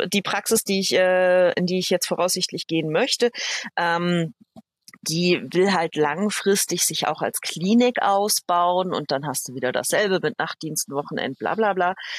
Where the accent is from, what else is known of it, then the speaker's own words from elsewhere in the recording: Berlin, Germany; accent: Berliner; moved away as an adult; also born or lived in Upper Franconia; Ich bin in Berlin geboren, so waschechtes ja. Berliner Urgestein.